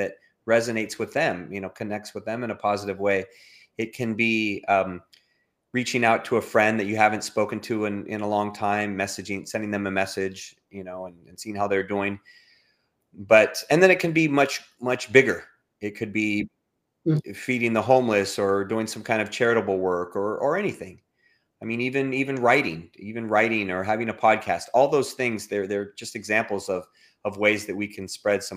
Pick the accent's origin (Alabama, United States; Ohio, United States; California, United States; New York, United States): California, United States; Los Angeles; now in Houston, United States; I currently live in outside of Houston, Texas. I'm originally from Southern California, from Los Angeles